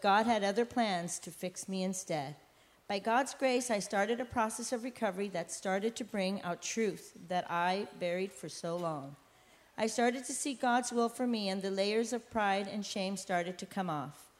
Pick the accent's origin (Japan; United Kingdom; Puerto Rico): Puerto Rico; also born or lived in San Francisco, California, United States; I was born in San Francisco, and at the age of 8, my mother and father got divorced, forcing me to move with my mother and siblings to Puerto Rico.